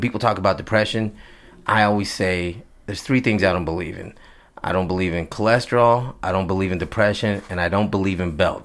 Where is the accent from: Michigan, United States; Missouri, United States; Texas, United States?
Texas, United States; I'm from Texas